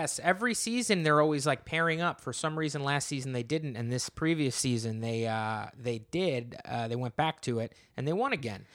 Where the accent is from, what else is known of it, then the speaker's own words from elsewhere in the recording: New Jersey, United States; I am from New Jersey